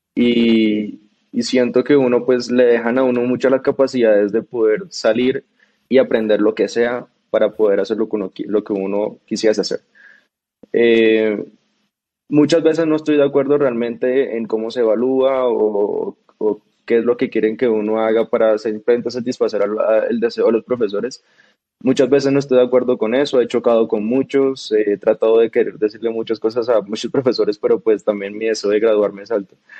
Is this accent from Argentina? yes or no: no; Bogotá, Colombia; also born or lived in Cartagena / United States; Yo nací en Cartagena, pero yo me crié en Bogotá.